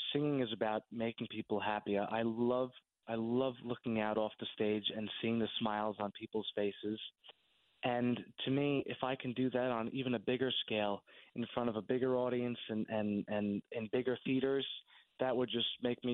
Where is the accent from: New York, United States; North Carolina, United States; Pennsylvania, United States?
New York, United States; Somers; I grew up in Somers, New York, which is only 20 minutes from my show in Ridgefield.